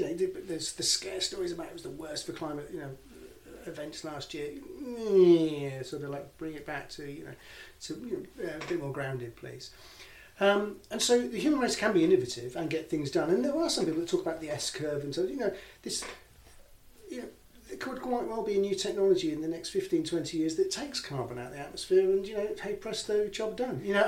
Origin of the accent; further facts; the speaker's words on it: Hull, Yorkshire and the Humber, United Kingdom; moved away; I'm from Hull originally